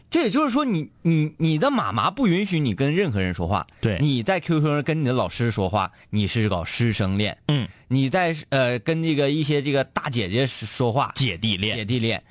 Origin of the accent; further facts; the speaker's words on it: Baishan, Jilin, China; 在我老家，嗯。啊，呃，白山湾沟，那就矿里